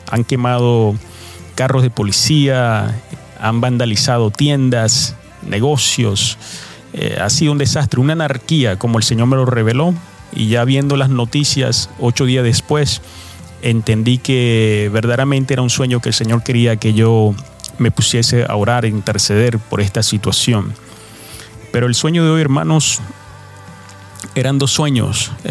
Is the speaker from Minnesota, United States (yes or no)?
no; New York City, New York, United States; now in Providence, United States; Yo crecí en Nueva York eh, cuando mis padres migraron a los Estados Unidos de América. Ellos, eh, nosotros vivimos eh, por un largo tiempo en Nueva York. Ya después en el 2003 me mudé a esta ciudad de Providence, estado de Rhode Island.